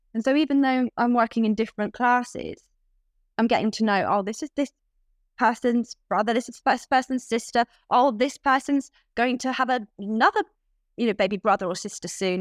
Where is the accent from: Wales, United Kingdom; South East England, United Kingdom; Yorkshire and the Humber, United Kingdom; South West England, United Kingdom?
South West England, United Kingdom; Cornwall; moved away as an adult; now in London, United Kingdom; I grew up in Cornwall